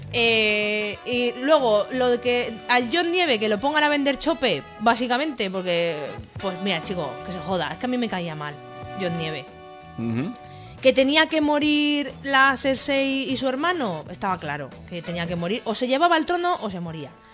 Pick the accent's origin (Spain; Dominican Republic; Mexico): Spain; Alicante, Valencian Community; yo nací en Alicante, capital